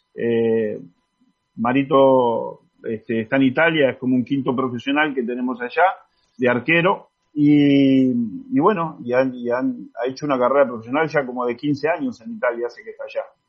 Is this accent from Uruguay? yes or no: yes; Uruguay; todos los que somos uruguayos